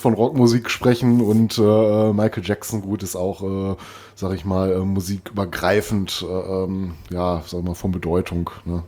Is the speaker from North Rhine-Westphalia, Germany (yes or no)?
yes; Recklinghausen, North Rhine-Westphalia, Germany; moved away; meine alte Heimat Recklinghausen